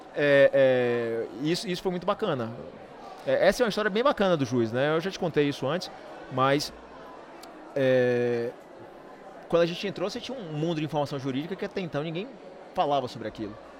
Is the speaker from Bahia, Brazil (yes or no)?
yes; Salvador, Bahia, Brazil; Salvador é nossa cidade. Todos nós somos baianos, né, de Salvador